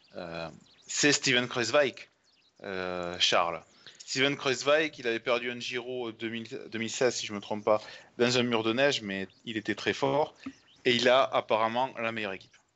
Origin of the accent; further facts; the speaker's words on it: France; en tant que Français